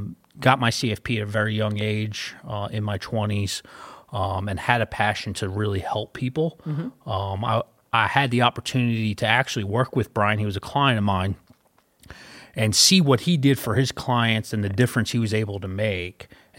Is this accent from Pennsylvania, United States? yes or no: yes; Philadelphia, Pennsylvania, United States; moved away as an adult; I usually get New York, but I am originally from Philadelphia. My wife and I, Jacqueline, moved down here about 4 years ago. So we've been in the area for about 4 years.